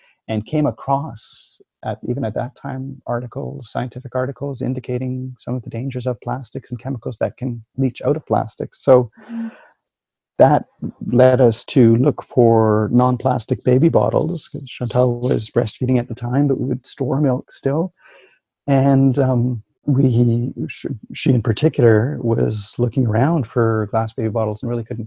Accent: Winnipeg, Manitoba, Canada; So I grew up in Winnipeg. I'm a prairie boy

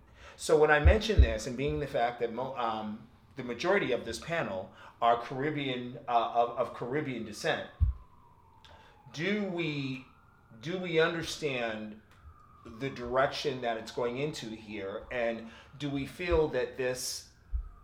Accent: Northeast, United States; me being African American, I'm Black, White, and Native American, but I'm from the Northeast.

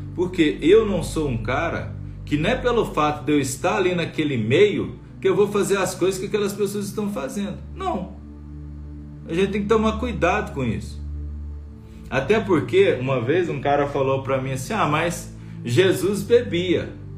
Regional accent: Bom Sucesso, Minas Gerais, Brazil; now in Brasília, Brazil; eu sou de bom sucesso, eu sou do interior de Minas, né, da cidadezinha 180 assim quilômetros de BH

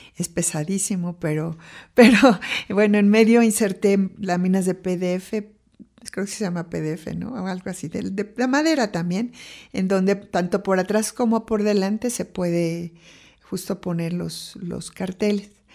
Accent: Mexico City, Mexico; yo nací en la Ciudad de México y fui la mayor y la única mujer de cuatro hermanos

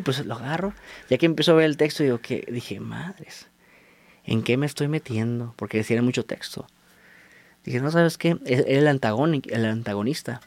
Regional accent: Tijuana, Baja California, Mexico; moved away; also born or lived in Mexico City; soy de Tijuana. Dejé a mi familia allá y me vine por mi sueño

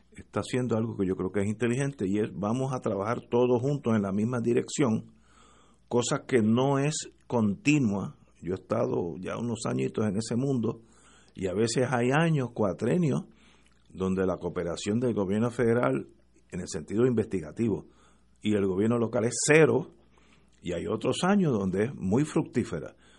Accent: Puerto Rico; los puertorriqueños estamos llamando allí

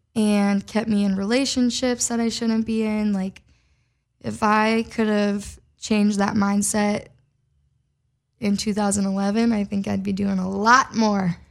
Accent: Minnesota, United States; moved away as an adult; now in Los Angeles, United States; I loved growing up in Midwest. I wouldn't change the town that I grew up in.

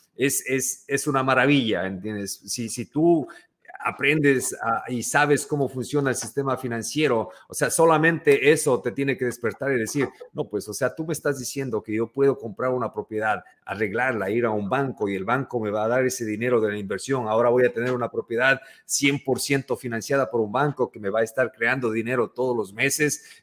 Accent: Ecuador; moved away as an adult; now in New York, United States; yo soy ecuatoriano

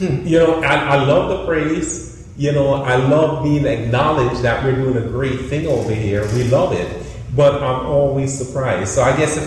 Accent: Florida, United States; we're from Florida.

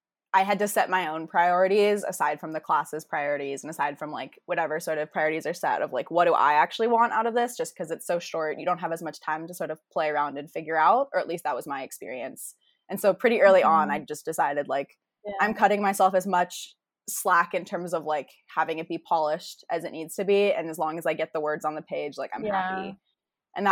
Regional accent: Jacksonville, Florida, United States; moved away; I'm from Jacksonville, Florida, which is like, so north, it's south is the phrase.

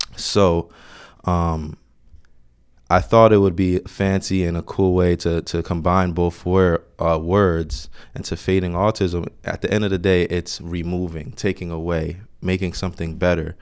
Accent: Orange, New Jersey, United States; I grew up in Orange, New Jersey

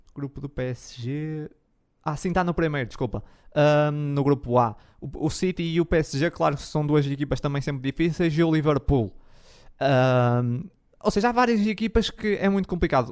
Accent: the North, Norte, Portugal; sou do Norte.

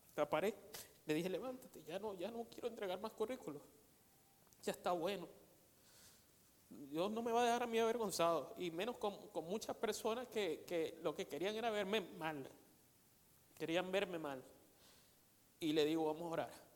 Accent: Venezuela; moved away as an adult; Desde que yo salí de Venezuela

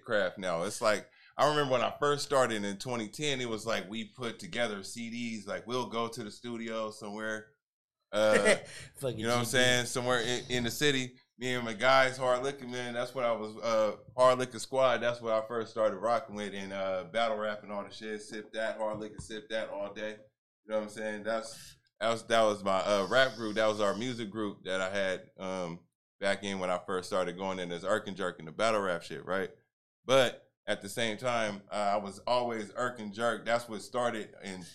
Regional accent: Northern California, United States; I'm from Northern California

